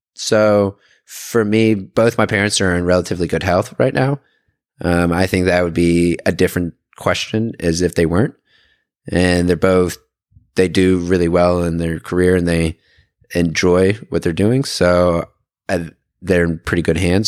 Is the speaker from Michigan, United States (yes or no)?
no; Atlanta, Georgia, United States; moved away as an adult; also born or lived in Raleigh / Auburn, Alabama; now in San Francisco Bay Area, United States; I was born and raised in Atlanta